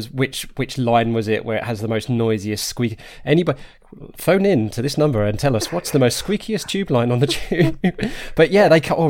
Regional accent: Harlow, East of England, United Kingdom; but I grew up in Arlow in Essex

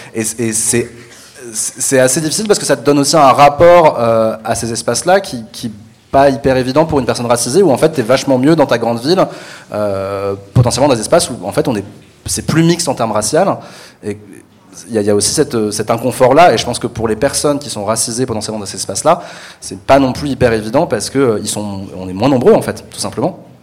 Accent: Paris, Île-de-France, France; je suis parisien euh, de naissance.

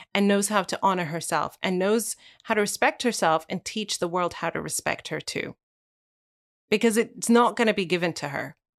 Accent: Wales, United Kingdom; moved away; I never knew I was gonna live here when I was born and grew, grew, growing up in Wales.

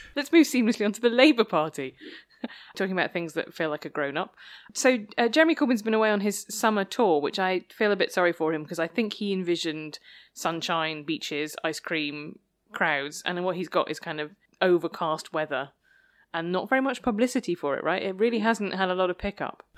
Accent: Worcester, West Midlands, United Kingdom; moved away as an adult; also born or lived in Oxford; I grew up in Worcester

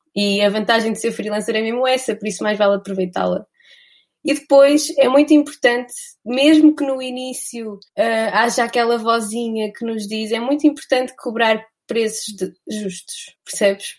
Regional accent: Vila Real, Norte, Portugal; eu sou de Vila Real.

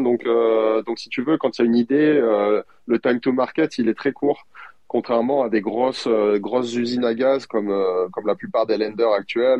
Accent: France; en tant que Français

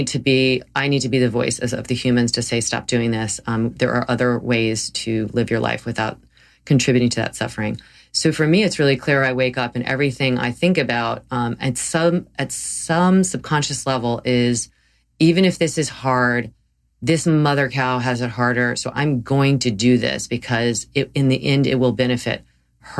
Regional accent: the South, United States; I grew up in the South, and I grew up eating meat

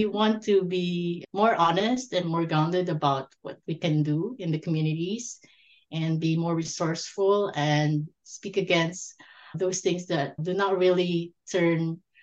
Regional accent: Philippines; moved away as an adult; now in Canada; I was born and raised in the Philippines

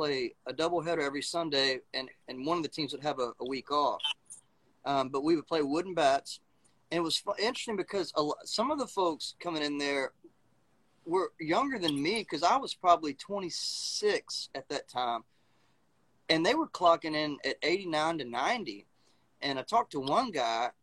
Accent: Mississippi, United States; also born or lived in Missoula, Montana; now in Birmingham, United States; I'm from Mississippi originally

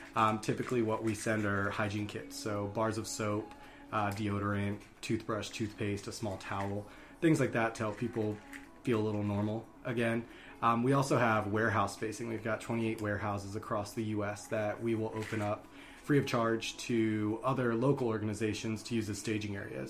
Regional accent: Columbia, Maryland, United States; also born or lived in Rochester, New York; I was born in Rochester, New York, but I grew up in Columbia, Maryland

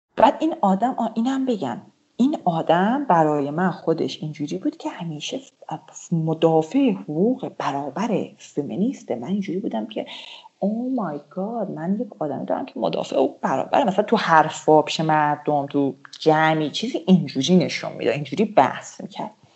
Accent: Iran; moved away as an adult; now in Turkey

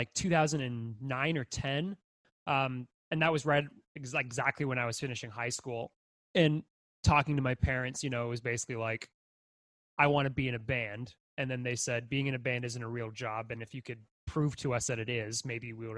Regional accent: Brockville, Ontario, Canada; I came from Brockville.

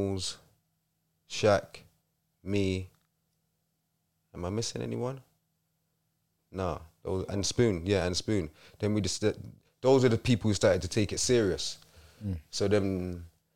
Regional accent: London, United Kingdom; also born or lived in Wolverhampton / Croydon; I'm from London

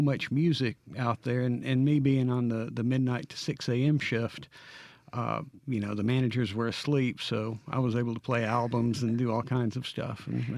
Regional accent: New Albany, Mississippi, United States; I did. I grew up in New Albany, Mississippi.

